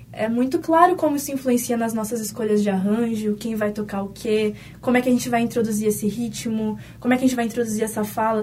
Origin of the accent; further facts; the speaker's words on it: São Paulo, Brazil; now in Porto Alegre, Brazil; eu não sou daqui, né? Eu sou de São Paulo